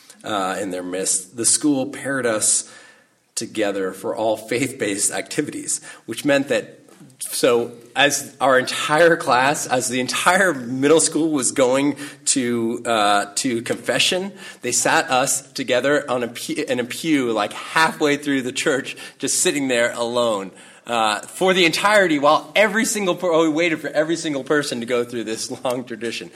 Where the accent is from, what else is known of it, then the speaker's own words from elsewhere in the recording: Salinas, California, United States; also born or lived in Carmel, California; the summer before I started seventh grade, my mom married my stepfather, and we moved from Salinas, California to Carmel